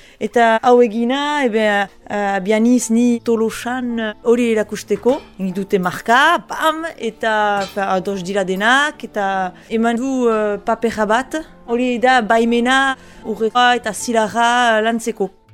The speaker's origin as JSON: {"language": "Basque", "area": "Bunus", "region": "Nouvelle-Aquitaine", "country": "France", "tie": "born or raised there", "also_born_or_lived": "Paris", "moved": "yes", "said": "sortzez bunuztara"}